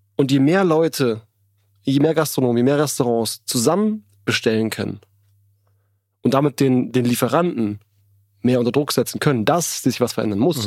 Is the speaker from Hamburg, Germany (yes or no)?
no; Berlin, Germany; ich bin in Berlin geboren